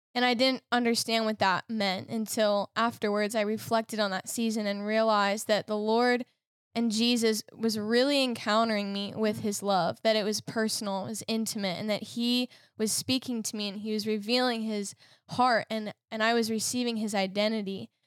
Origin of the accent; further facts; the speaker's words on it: Lititz, Pennsylvania, United States; I'm from Lyditz in Lancaster